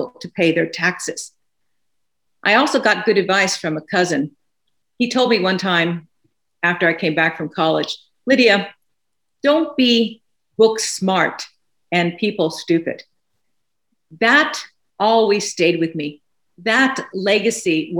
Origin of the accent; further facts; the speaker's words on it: Los Angeles, California, United States; now in Plano, United States; I grew up in East LA to working class parents